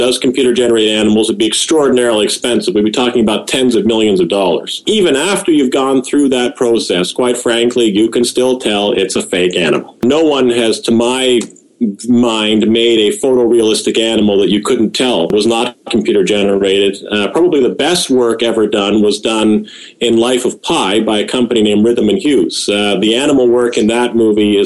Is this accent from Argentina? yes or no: no; United Kingdom; now in Ontario, Canada; I'm originally from the United Kingdom, and right now I live in Ontario, Canada